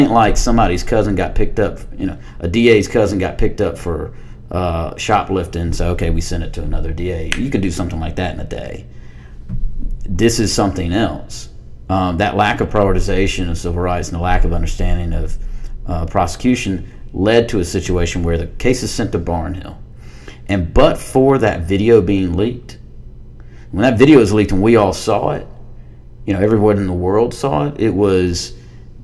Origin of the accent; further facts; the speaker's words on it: Harris County, Georgia, United States; I'm from small town, Georgia. I'm from Harris County, Georgia